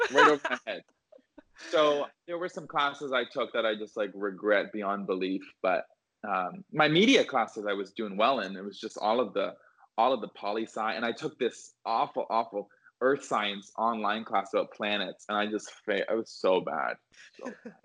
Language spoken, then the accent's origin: English; outside of Toronto, Ontario, Canada; moved away as an adult; also born or lived in London, Ontario / Boston; now in Los Angeles, United States; I grew up outside of Toronto and I went to Aurora High School